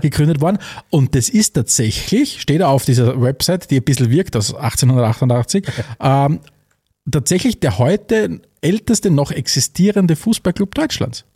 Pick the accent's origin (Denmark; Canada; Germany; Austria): Austria; für uns in Österreich